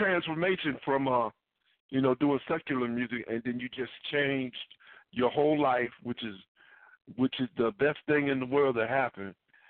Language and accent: English; Ohio, United States; I grew up in Ohio. I was born in Ohio.